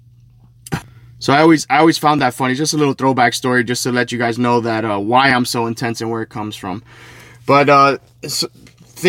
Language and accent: English; Hialeah, Florida, United States; in front of a park called Bright Park where I grew up in Hialeah.